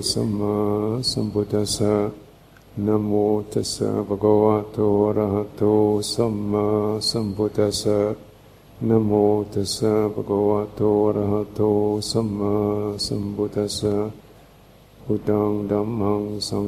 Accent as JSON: {"language": "English", "region": "England", "country": "United Kingdom", "said": "I'm from England."}